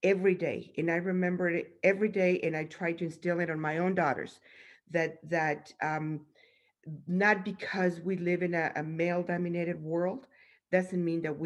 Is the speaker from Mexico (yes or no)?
yes; Mexico; now in United States; I grew up in Mexico